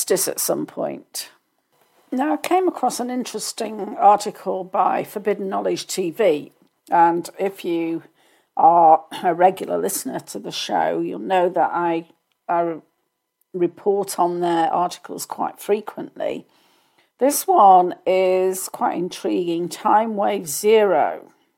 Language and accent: English; United Kingdom; as a Brit